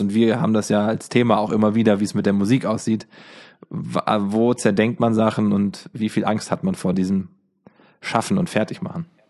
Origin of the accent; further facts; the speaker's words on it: Giessen, Hesse, Germany; Ich komme aus Gießen, daher kennen wir uns. Gießen ist äh, die Homebase